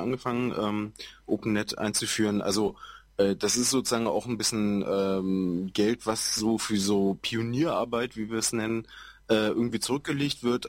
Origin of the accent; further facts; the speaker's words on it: Schwerin, Mecklenburg-Vorpommern, Germany; ich komme halt aus Schwerin, äh, da ist es ganz massiv, ähm, aus so einem hinterletzten Dorf